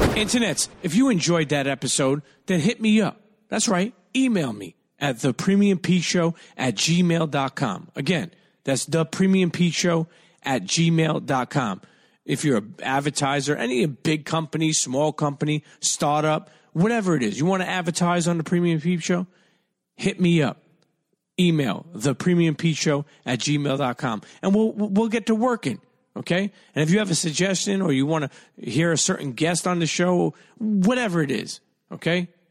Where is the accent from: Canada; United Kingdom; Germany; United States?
United States; New York City, New York; the way we grew up in Brooklyn